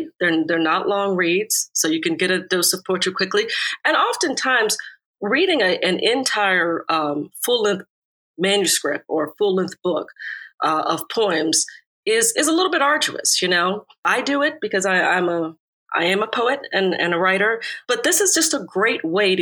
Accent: United States; moved away; I grew up right outside of Washington, D.C.

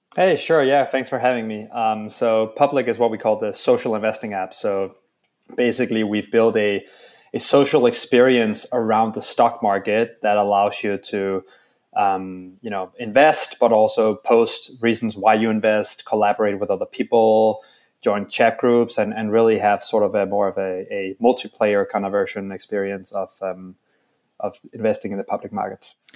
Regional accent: Denmark; now in New York, United States; I'm from Denmark, and and are now in New York

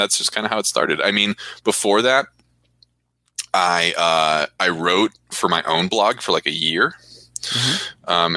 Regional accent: Orange County, Southern California, United States; now in Hawaii, United States; I grew up in Southern California. Mm-hmm. Orange County.

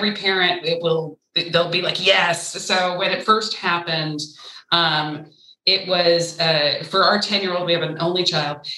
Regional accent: Ventura County, California, United States; I grew up in Ventura County, which is suburban at its most dense. I grew up on an avocado ranch

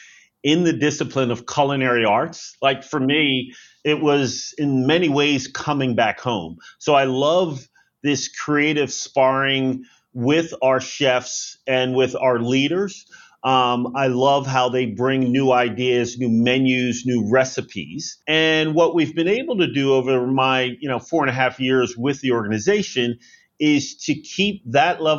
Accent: outside of Philadelphia, Pennsylvania, United States; moved away; I grew up outside of Philadelphia

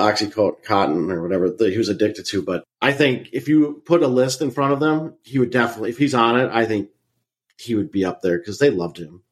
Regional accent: Minnesota, United States; growing up in Minnesota watching the North Stars

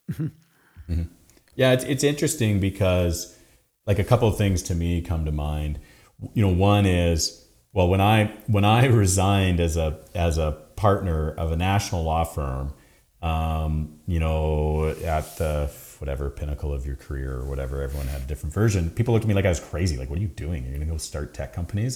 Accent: Canada; we're so Canadian

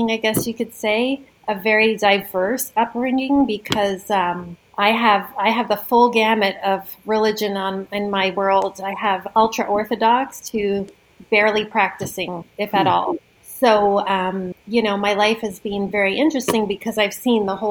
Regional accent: Toronto, Ontario, Canada; moved away as an adult; now in Stratford, Canada; I'm from Toronto

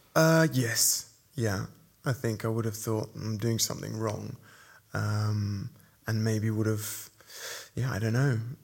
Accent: Nigeria; moved away; I was born and brought up in Nigeria

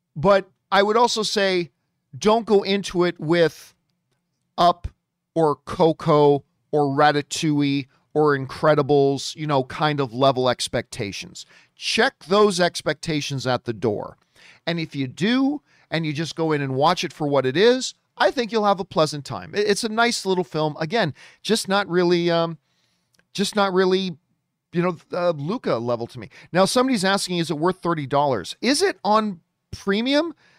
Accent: Hamilton, Ontario, Canada; Hamilton is my hometown. Hamilton, Ontario, Canada

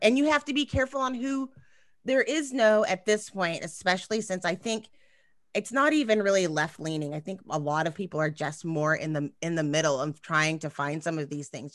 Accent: Texas, United States; I'm from Texas

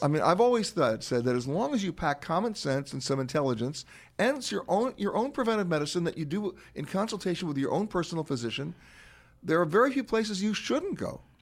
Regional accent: New York City, New York, United States; I grew up in Manhattan, in Harlem

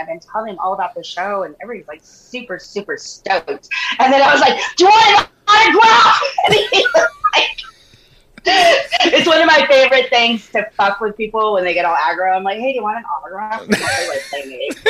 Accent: Santa Fe, New Mexico, United States; moved away as an adult; also born or lived in Austin, Texas; now in Newport Beach, United States; I was born in Austin, but I grew up in Santa Fe, New Mexico, That's my home

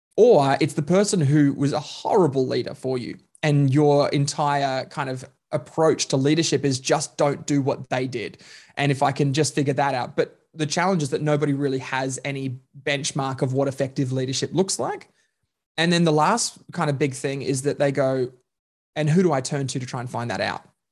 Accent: Queensland, Australia; now in Melbourne, Australia; I'm Queenslander by birth, um, Melbourneian by choice

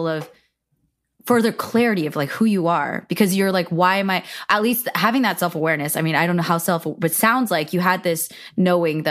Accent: Cupertino, California, United States; I grew up in Cupertino, California, which is very Asian American

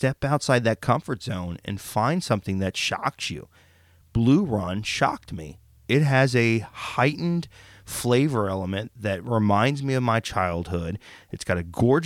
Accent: Oklahoma, United States; I'm from Oklahoma

